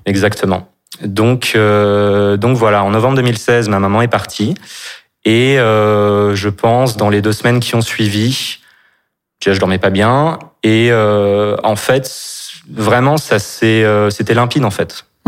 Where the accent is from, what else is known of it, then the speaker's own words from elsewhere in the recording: Nantes, Pays de la Loire, France; now in Paris, France; je suis né à Nantes et j'habite en ce moment à Paris